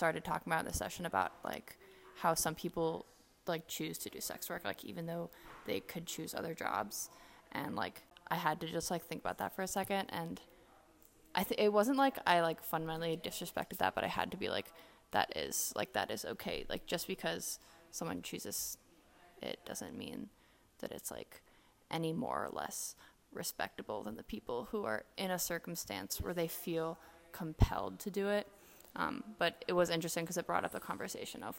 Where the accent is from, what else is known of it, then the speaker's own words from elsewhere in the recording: Nairobi, Kenya; moved away; my hometown is Nairobi, Kenya.